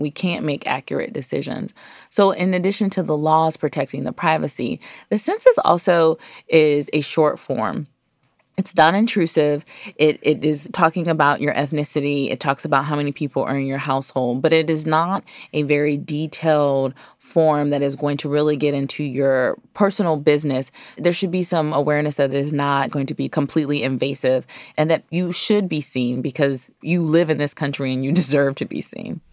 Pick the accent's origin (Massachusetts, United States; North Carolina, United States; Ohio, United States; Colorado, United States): Ohio, United States; also born or lived in New York City; now in Washington, D.C., United States; I'm from Ohio originally, I've lived in New York City, and now I live in Washington, D C.